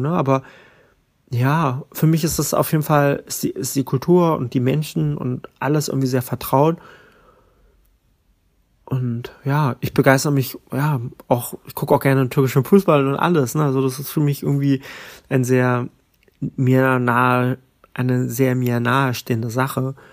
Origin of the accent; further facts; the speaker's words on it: Berlin, Germany; Ich bin in Berlin-Kreuzberg aufgewachsen und wir waren nur zwei deutsche Kinder in der Klasse.